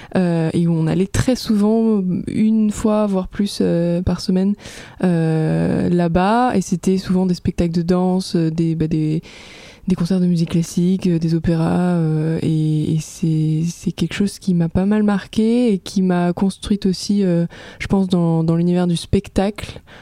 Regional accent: Aix-en-Provence, Provence-Alpes-Côte d'Azur, France; je viens d'Aix-en-Provence, du sud de la France

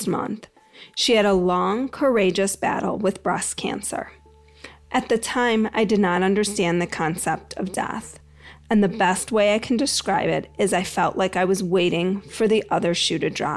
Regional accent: Greensboro, North Carolina, United States; my hometown of Greensboro, North Carolina

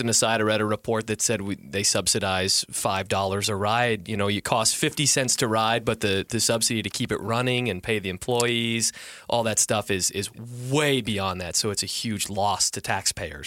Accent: Detroit, Michigan, United States; where I'm from, my, my hometown of Detroit

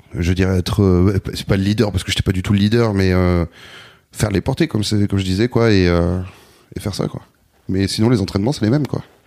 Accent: Bordeaux, Nouvelle-Aquitaine, France; moved away as an adult; also born or lived in Anglet, Basque Country; now in Paris, France; je suis né à Bordeaux, j'ai grandi à Bordeaux, puis, euh, très jeune, à l'adolescence, je suis parti au Pays Basque. Et j'ai grandi en Anglette

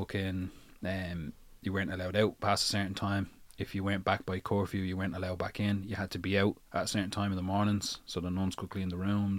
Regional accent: Dublin, Leinster, Ireland; born there; I was born to Rotunda. I was born here.

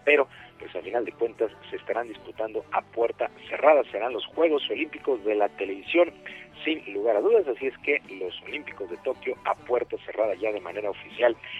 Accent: Mexico

